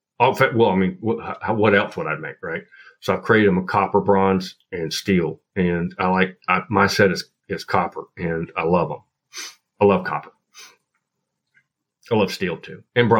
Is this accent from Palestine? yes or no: no; Appalachia, United States; your plants in the Pacific Northwest is going to be completely different than what I grew up with in Appalachia, right?